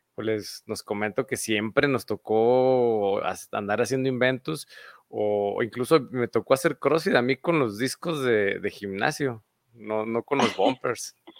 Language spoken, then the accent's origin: Spanish; Mexico; Decimos aquí en México